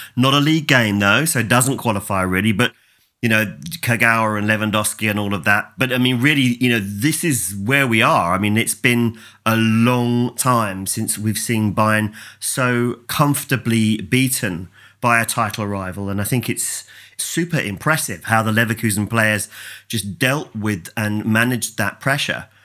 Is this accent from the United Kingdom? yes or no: yes; England, United Kingdom; as an Englishman